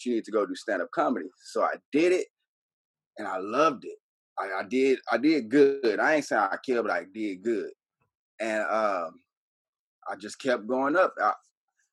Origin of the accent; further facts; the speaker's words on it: Dallas, Texas, United States; also born or lived in Frankfurt, Germany / Houston; Moved to Dallas. I lived in Dallas until I was 18 and moved to Houston.